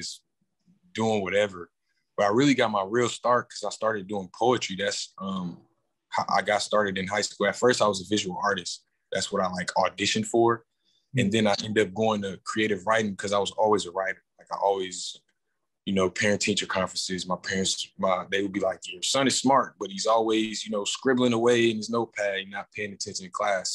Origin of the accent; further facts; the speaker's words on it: Milwaukee, Wisconsin, United States; born and raised, North Side